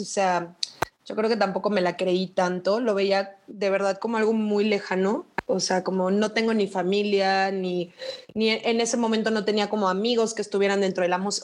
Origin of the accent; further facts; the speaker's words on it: Chetumal, Quintana Roo, Mexico; moved away as an adult; now in Mexico City, Mexico; soy de Chetumal, Quintana Roo y vivo en Ciudad de México desde hace seis años.